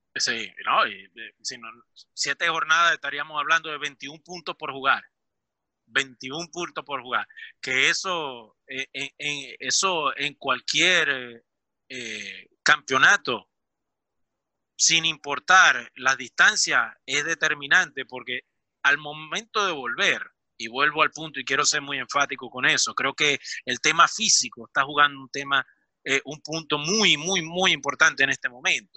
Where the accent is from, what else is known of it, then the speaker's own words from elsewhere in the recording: Venezuela; now in Milan, Italy; soy venezolano